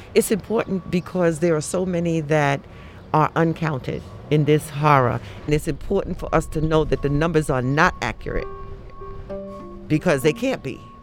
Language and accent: English; New York City, New York, United States; moved away; I'm originally from the Bronx